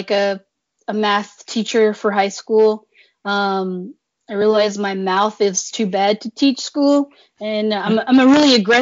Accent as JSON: {"language": "English", "region": "Tennessee", "country": "United States", "said": "I'm a Tennessee girl"}